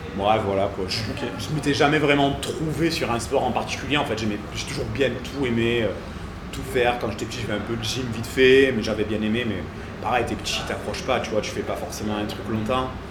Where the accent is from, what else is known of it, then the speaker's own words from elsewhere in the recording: Cavaillon, Provence-Alpes-Côte d'Azur, France; j'étais de Cavaillon, donc Avignon